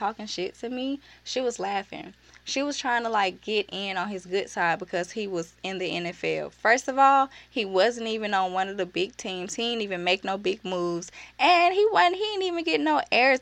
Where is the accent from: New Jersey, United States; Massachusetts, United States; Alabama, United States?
Alabama, United States; Birmingham; I'm from Birmingham